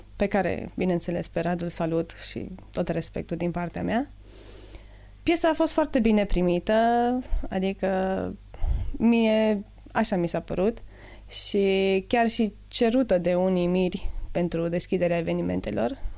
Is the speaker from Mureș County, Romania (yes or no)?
no; Jiu Valley, Hunedoara County, Romania; sunt oameni foarte talentați la noi în Valea